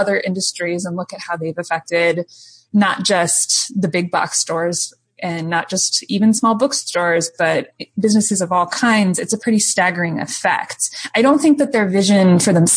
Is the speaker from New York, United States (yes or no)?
no; Cleveland, Ohio, United States; I grew up outside of Cleveland, Ohio, primarily.